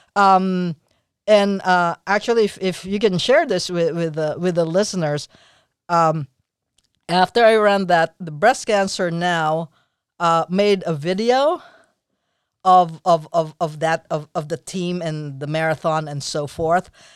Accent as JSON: {"language": "English", "country": "Philippines", "moved": "yes", "said": "I'm from the Philippines, so I had my sis-, sister."}